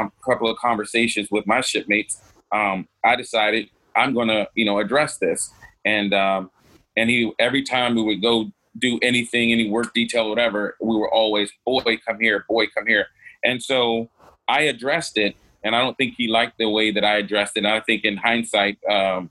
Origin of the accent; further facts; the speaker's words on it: Norfolk, Virginia, United States; moved away as an adult; I grew up in Norfolk, Virginia